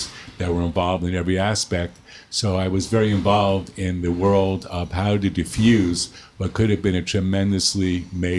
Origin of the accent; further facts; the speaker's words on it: New York City, New York, United States; moved away as an adult; also born or lived in Connecticut; now in Los Angeles, United States; I was born in New York City in 1947, and I was a New York boy for many years, and then moved out to the suburbs